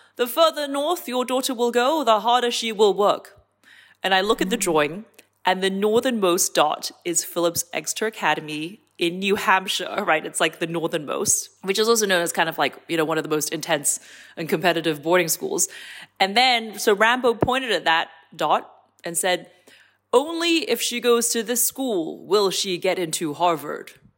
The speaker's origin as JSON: {"language": "English", "country": "Hong Kong", "tie": "born or raised there", "said": "I come from Hong Kong"}